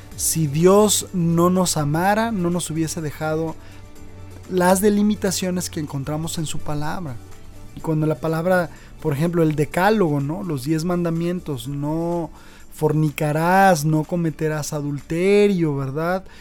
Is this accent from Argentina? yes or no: no; Mexico; nosotros como mexicanos